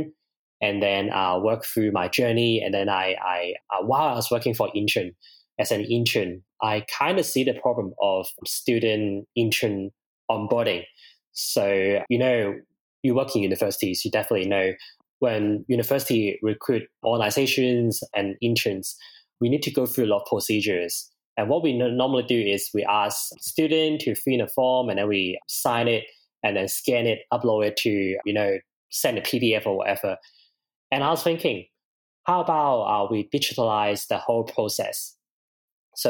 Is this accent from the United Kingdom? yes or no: no; Hong Kong; moved away as an adult; now in Brisbane, Australia; I'm originally from Hong Kong. I came here in 2016